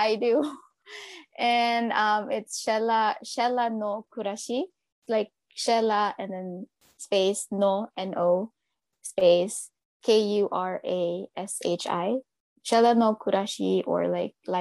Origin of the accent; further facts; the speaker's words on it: Cebu, Central Visayas, Philippines; moved away as an adult; now in Japan; I'm from Cebu.